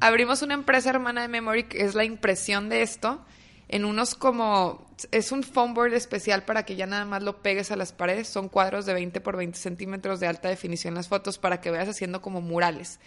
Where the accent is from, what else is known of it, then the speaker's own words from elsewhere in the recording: Torreón, Coahuila, Mexico; now in Monterrey, Mexico; yo soy de Torreón, viviendo unos años ya varios aquí en Monterrey